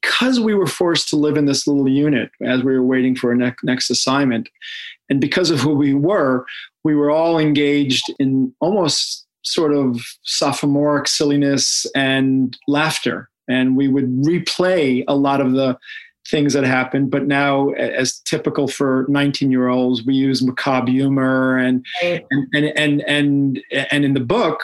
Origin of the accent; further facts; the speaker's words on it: Israel; moved away; I grew up in Israel.